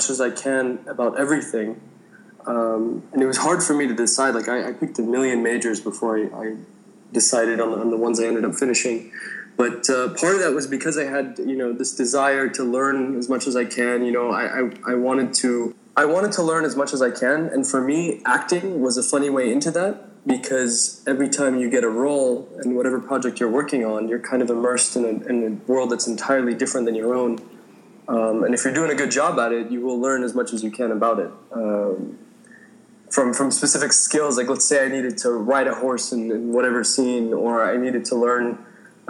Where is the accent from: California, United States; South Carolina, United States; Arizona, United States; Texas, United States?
California, United States; San Francisco Bay Area; moved away as an adult; also born or lived in Suwayda, Syria / Damascus, Syria / Los Angeles, United States; now in Jordan; I was born in Syria, raised in the U.S., in the San Francisco Bay Area.